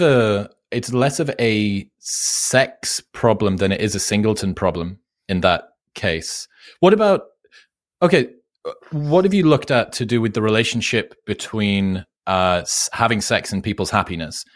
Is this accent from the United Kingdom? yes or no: yes; United Kingdom; I'm British